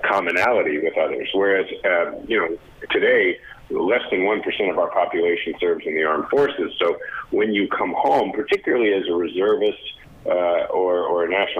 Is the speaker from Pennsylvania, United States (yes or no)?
no; Kansas City, Missouri, United States; Kansas City, Missouri, my hometown.